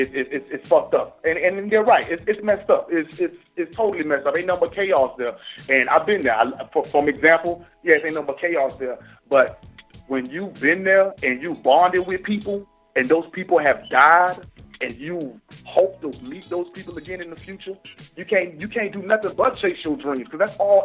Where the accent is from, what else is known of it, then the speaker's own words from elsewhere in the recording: Bradenton, Florida, United States; I was born in Bradenton, Manatee Memorial Hospital. I was born in Florida, but my mom and my pops, they from the motherland. They from Haiti.